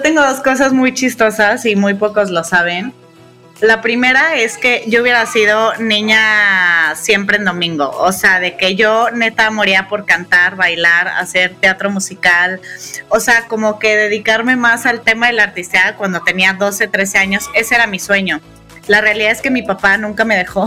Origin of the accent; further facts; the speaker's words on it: Guadalajara, Jalisco, Mexico; las dos somos tapatías